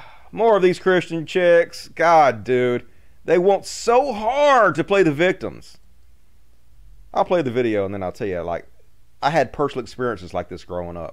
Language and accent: English; Mississippi, United States; I'm from Mississippi